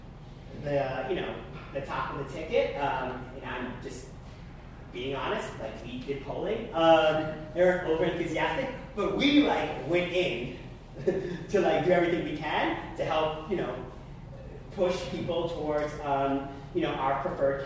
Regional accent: Long Island, New York, United States; I grew up on Long Island

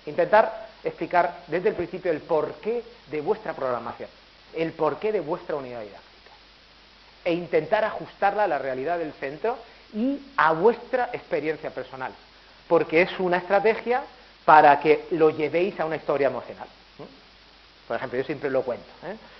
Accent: Elche, Valencian Community, Spain; also born or lived in Murcia; Yo soy murciano, pero he residido toda la vida en Elche

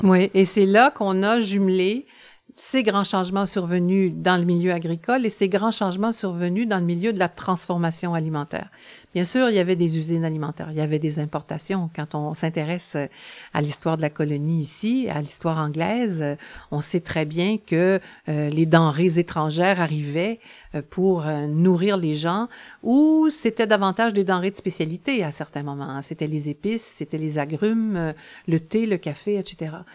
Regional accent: La Pocatière, Quebec, Canada; Je suis née à la Pocatière, à la frontière de la côte du Sud et du Bas-Saint-Laurent

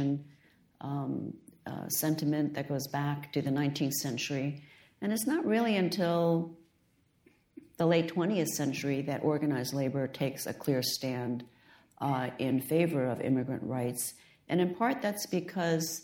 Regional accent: United States; I was born in the United States, but my parents were educated in China

